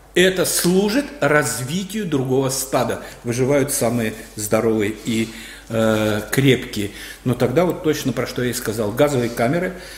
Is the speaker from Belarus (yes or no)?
yes; Belarus; мы, белорусы, молодая нация